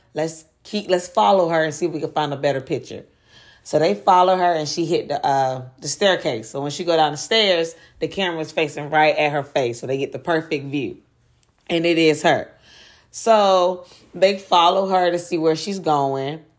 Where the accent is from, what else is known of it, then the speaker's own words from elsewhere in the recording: Durham, North Carolina, United States; my hometown of Durham, North Carolina